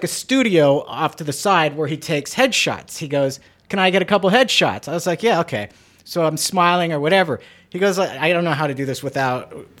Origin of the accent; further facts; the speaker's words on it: Idaho, United States; moved away; Because I grew up in Idaho.